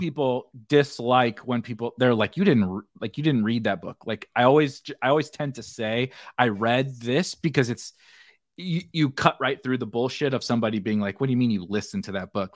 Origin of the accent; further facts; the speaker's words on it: Midwest, United States; I'm from the Midwest. People hunt and stuff around here